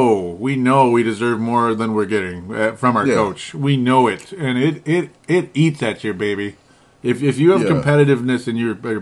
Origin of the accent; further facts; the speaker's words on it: Cuba; You know, I'm from Cuba.